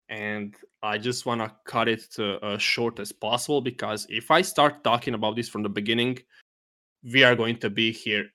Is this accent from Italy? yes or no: no; Germany; from Germany.